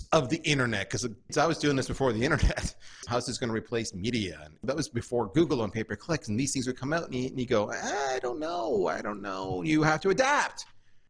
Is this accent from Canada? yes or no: yes; Canada; moved away as an adult; also born or lived in United States; I'm Canadian and the States is just down south, we are different